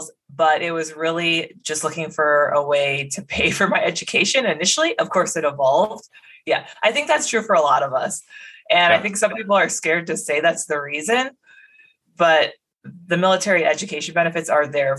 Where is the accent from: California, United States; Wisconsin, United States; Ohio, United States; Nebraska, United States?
Wisconsin, United States; Medford; moved away; I'm from Medford, Wisconsin. It's a pretty small town, north central part of the state, about 4,000 people, no military bases nearby. So I really grew up with no exposure to the military at all